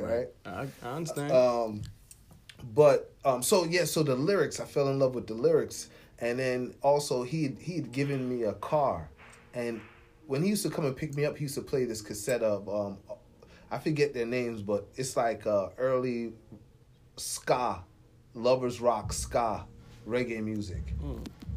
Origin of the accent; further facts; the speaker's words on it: Bucks County, Pennsylvania, United States; moved away as an adult; also born or lived in Bronx, New York / Baltimore, Maryland / Jamaica (ancestry); now in Wilmington, United States; that's where I was born in New York. Spent my summers in Jamaica, a couple of them in North Carolina, and then I moved to a place called Bucks County, Pennsylvania